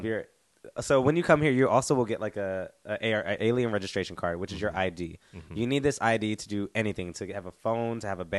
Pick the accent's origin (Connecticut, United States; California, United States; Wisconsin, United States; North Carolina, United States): North Carolina, United States; moved away as an adult; now in South Korea; because I'm from North Carolina